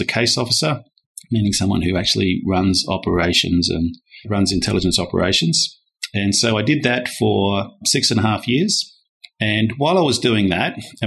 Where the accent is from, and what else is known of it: Perth, Western Australia, Australia; born or raised there; moved away as an adult; also born or lived in Darwin, Northern Territory / Hanover, New Hampshire, United States / London, United Kingdom